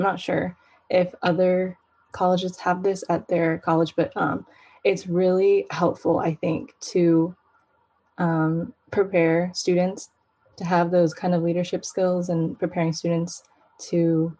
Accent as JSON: {"language": "English", "town": "San Diego", "region": "California", "country": "United States", "tie": "born or raised there", "said": "my hometown is Rancho Bernardo, San Diego."}